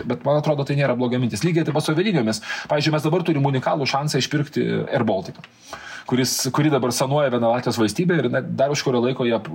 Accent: Lithuania

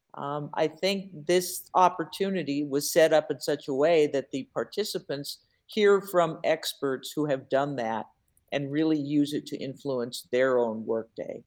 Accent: Seattle, Washington, United States; now in Milwaukee, United States; I'm originally from Seattle.

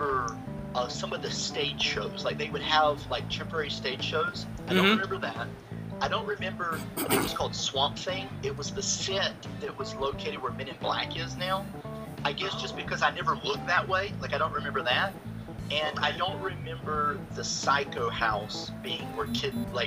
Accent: Wewahitchka, Florida, United States; moved away as an adult; now in Orlando, United States; I grew up in the Panhandle. I'm from a little town called Wewahicha

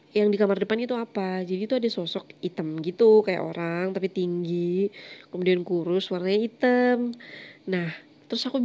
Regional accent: Malang, East Java, Indonesia; jadi Malang itu kampung halamanku, aku aslinya Malang.

